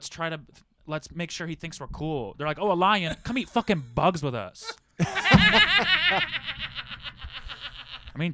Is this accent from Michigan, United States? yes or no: yes; Michigan, United States; I grew up in Michigan?